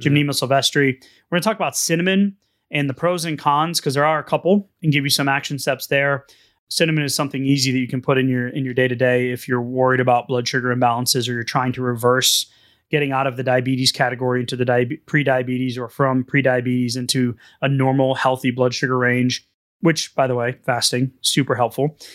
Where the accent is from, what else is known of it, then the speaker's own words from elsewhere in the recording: New England, United States; now in Texas, United States; I'm from New England.